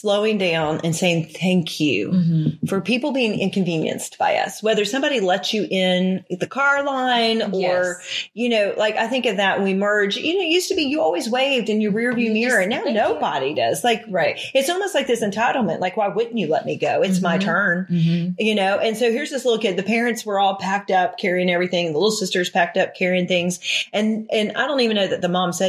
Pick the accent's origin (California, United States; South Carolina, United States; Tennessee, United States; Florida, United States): South Carolina, United States; Charleston; I grew up in Charleston, South Carolina